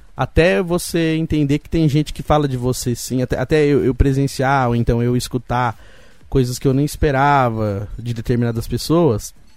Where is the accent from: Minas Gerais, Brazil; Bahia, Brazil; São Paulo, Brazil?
São Paulo, Brazil; Roseira; Eu, eu nasci em São Paulo, mas fui criado em Roseira. Então fiquei muito tempo aqui em Roseira, até os meus 17 anos